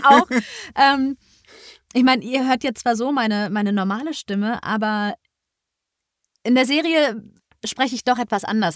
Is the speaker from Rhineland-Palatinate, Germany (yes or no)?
no; Düsseldorf area, North Rhine-Westphalia, Germany; ich komme aus der Ecke von Düsseldorf und hier gibt es gar nicht so viel